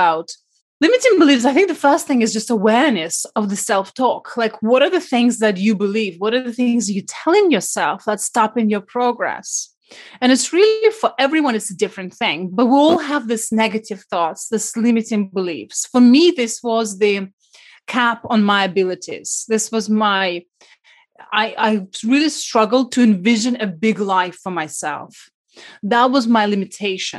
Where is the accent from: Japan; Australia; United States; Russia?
Russia; Siberia; moved away; I was brought up in Siberia during communism time.